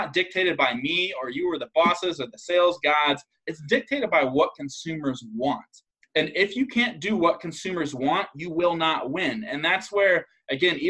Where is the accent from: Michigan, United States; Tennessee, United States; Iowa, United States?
Iowa, United States; I'm from Iowa